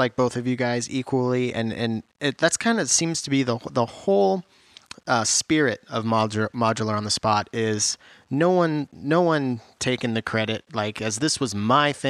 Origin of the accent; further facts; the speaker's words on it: Washington, United States; I'm from Washington State, not from Seattle